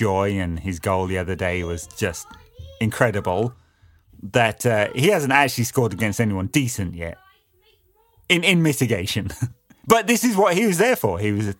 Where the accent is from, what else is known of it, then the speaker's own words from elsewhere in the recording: Wuhan, Hubei, China; especially considering I'm from Wuhan.